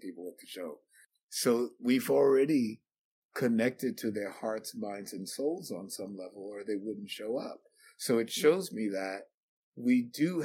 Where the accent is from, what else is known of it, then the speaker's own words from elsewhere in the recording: New York, United States; I grew up in New York in a very segregated neighborhood